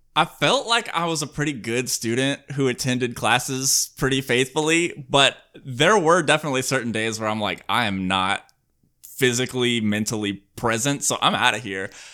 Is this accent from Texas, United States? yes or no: no; Alabama, United States; now in California, United States; I grew up in Alabama